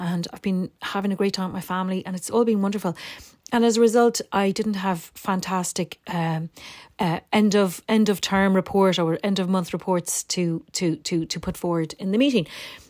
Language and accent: English; Dublin, Leinster, Ireland; my brother, when we were teenagers growing up in Dublin, when we both left home and moved into Dublin City